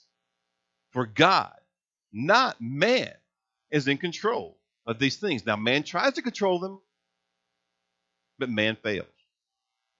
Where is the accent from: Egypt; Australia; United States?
United States; Hazleton, Indiana; When I was a boy growing up in Hazels, Indiana, farming was like in my blood